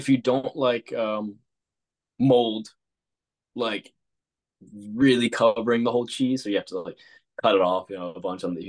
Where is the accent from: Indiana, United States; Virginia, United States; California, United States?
Virginia, United States; Richmond; I grew up a little bit south of that in the Richmond